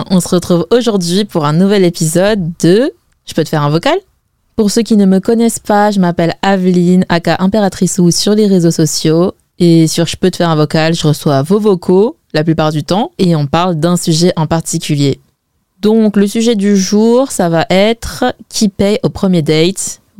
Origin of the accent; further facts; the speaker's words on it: Zhejiang, China; perso, je suis chinoise et en plus, je suis chinoise Wen. Donc ça me choque pas tant que ça de voir ce témoignage, car en fait c'est ce que je vois en général autour de moi. En fait, chez les WEN, c'est toujours les mecs qui payent.